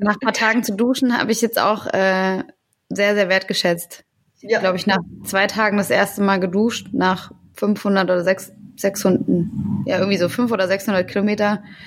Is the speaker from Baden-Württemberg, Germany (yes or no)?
no; Taunus, Hesse, Germany; Ich komme ja aus der Gegend.